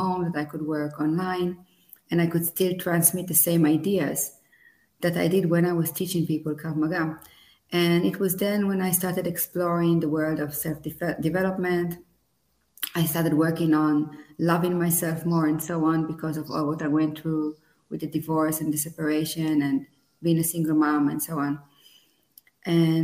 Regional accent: Israel; moved away as an adult; now in Italy; I was born in Israel 40 years ago

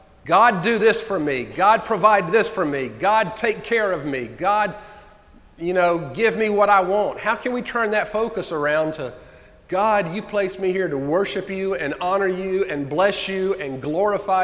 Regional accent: United States; us as American Christians

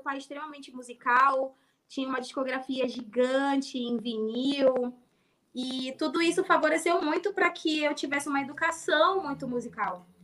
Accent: Amapá, Brazil; also born or lived in Rio de Janeiro; eu sou do Amapá

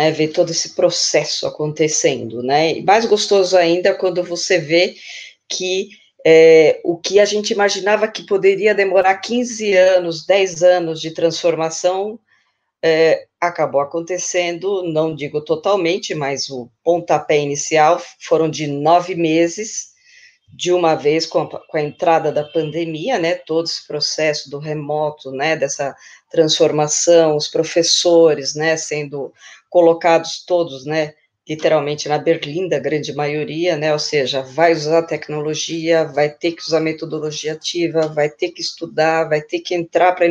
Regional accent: Santo André, São Paulo, Brazil; e eu sou de Santo André, né, e líder de projetos e formadora de professores na For Education EDTech.

